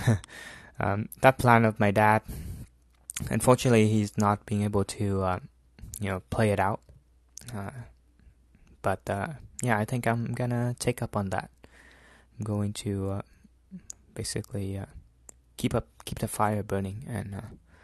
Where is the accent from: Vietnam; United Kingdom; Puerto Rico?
Vietnam; Central Vietnam; moved away; it's my hometown, so it's in the a small city in the middle of Vietnam